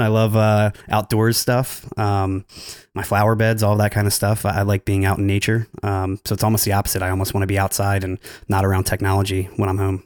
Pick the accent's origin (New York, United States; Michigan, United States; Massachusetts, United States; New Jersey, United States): New Jersey, United States; I'm actually from New Jersey. I work in Philly with Jared